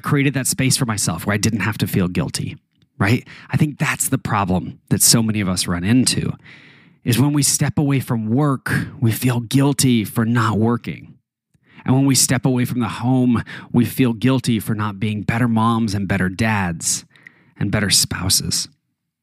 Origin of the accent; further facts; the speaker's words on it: Taos, New Mexico, United States; moved away; back where I grew up in Taos, New Mexico